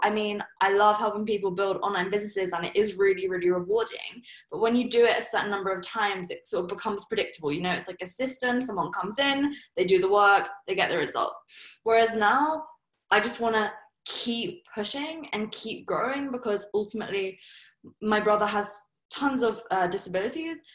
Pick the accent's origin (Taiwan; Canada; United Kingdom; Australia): United Kingdom; Surrey, South East England; I'm from Surrey. You know, my parents are probably like the most typical English people you could think of.